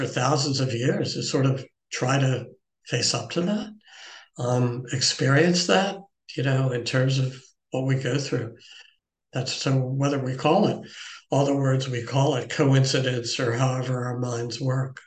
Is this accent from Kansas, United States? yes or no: no; Baltimore, Maryland, United States; moved away; The professional team came to Baltimore in 1954. I was 6 years old. My grandfather lived near the stadium